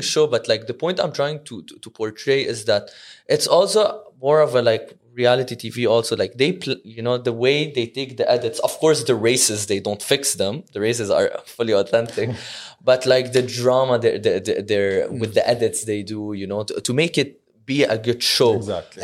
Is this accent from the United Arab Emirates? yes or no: yes; Dubai, United Arab Emirates; I'm from Dubai